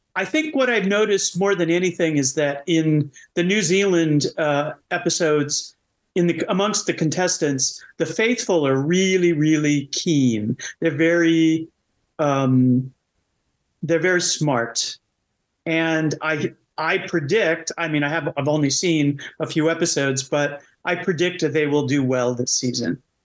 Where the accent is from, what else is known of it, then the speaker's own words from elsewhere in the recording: United States; I'm American